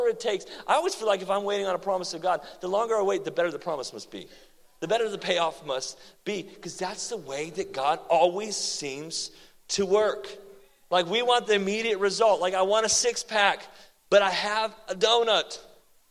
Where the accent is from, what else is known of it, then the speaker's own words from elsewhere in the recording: Oklahoma, United States; also born or lived in Seattle, Washington; now in Texas, United States; I moved from Seattle back to Oklahoma